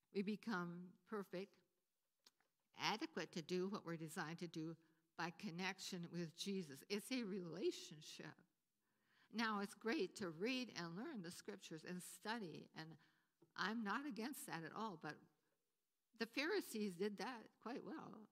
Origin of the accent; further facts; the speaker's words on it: Wisconsin, United States; moved away as an adult; also born or lived in Potsdam; where I grew up in Wisconsin